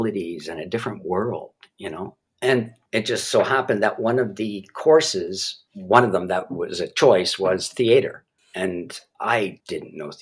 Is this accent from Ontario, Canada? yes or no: no; Montreal, Quebec, Canada; also born or lived in Toronto; Grew up in Montreal